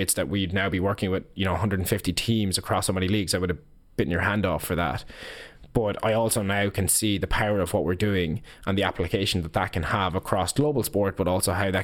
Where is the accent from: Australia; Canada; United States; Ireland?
Ireland; as Irish business people